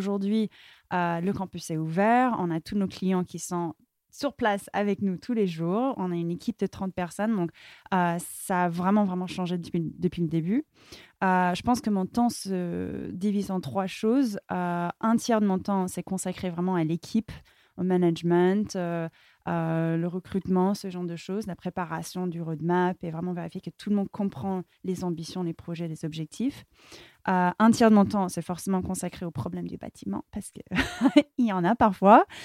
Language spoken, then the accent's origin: French; Palo Alto, California, United States; French is a second language; now in France; Euh, même si j'ai grandi à Palo Alto, on était toujours entouré par les startups. En fait, moi, j'étais passionnée par la France. Et c'était toujours mon rêve de vouloir venir vivre ici.